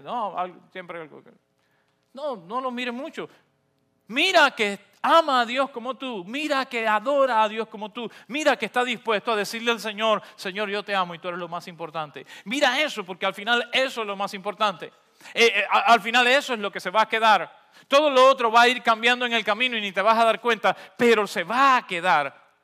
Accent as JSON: {"language": "Spanish", "country": "Cuba", "moved": "yes", "said": "No porque dejé de ser cubano, no porque renuncié a mi identidad"}